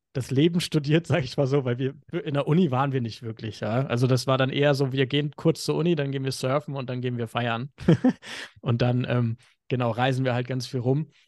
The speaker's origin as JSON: {"language": "German", "region": "Hamburg", "country": "Germany", "moved": "as an adult", "lives_now": "Bali, Indonesia", "said": "Ich bin ursprünglich Hamburger, komme aus dem kalten Norden Deutschlands"}